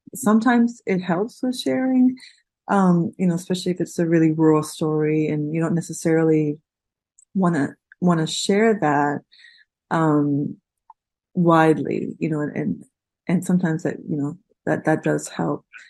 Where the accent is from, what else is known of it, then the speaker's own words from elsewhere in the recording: Australia; moved away; My family, I'm from Australia. My family lives there